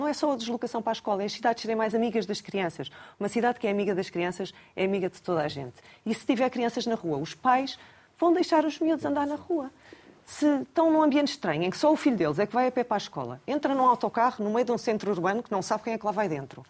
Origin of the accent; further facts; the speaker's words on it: Lisbon, Portugal; Também, também sou alfacinha